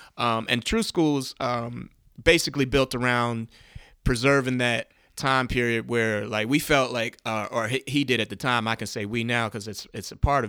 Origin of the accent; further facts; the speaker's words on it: Baltimore, Maryland, United States; now in Washington, United States; From Baltimore, Maryland.